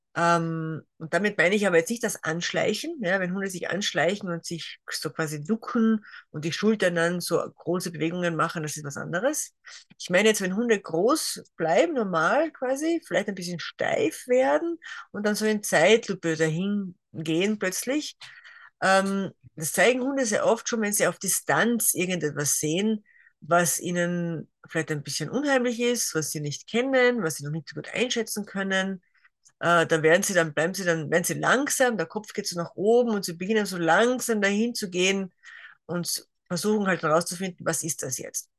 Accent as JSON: {"language": "German", "region": "Carinthia", "country": "Austria", "also_born_or_lived": "near Graz, Styria", "moved": "yes", "lives_now": "Graz area, Austria", "said": "komme ursprünglich aus Kärnten"}